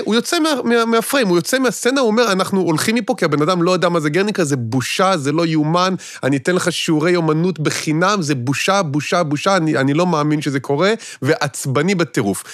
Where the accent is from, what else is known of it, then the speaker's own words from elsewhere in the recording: Israel; חונכתי וגדלתי במשפחה כפרית מושבניקית כזאת